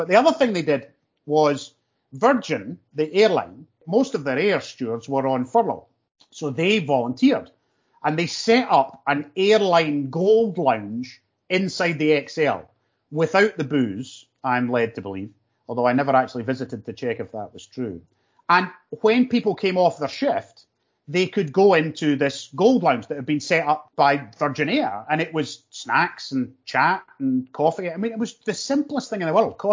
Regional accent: North Lanarkshire, Scotland, United Kingdom; I'm from North Lanarkshire

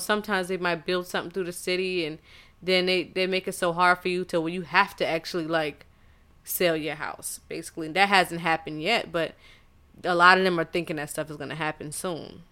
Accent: Charleston, South Carolina, United States; moved away; I am from Charleston, South Carolina, and I don't know if it was just me being so insulated as far as like seeing nothing but black people

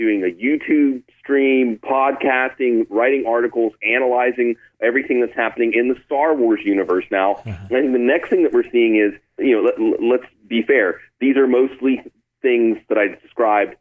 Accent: Pittsburgh, Pennsylvania, United States; moved away; also born or lived in Austin, Texas; I grew up outside of Pittsburgh where it was a religion

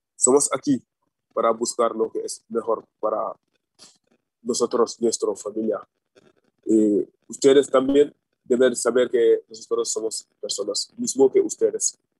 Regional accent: Senegal; Spanish is a second language; moved away as an adult; now in Spain

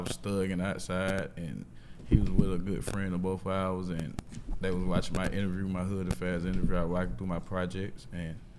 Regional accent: Atlanta, Georgia, United States; I'm from Zone 3

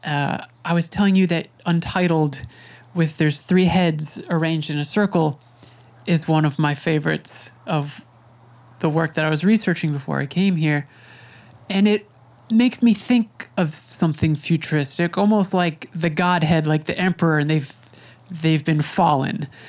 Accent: Suffolk County, New York, United States; I grew up in Suffolk in a place that to me felt very conservative

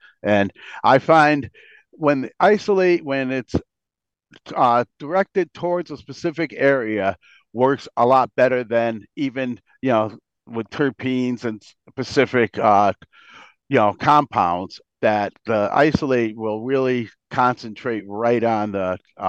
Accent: Bristol, Connecticut, United States; and we're from Bristol. We live in Bristol

